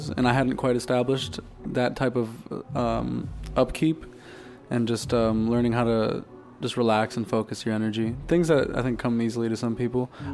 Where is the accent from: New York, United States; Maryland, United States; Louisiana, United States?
New York, United States; New York City; I'm from Brooklyn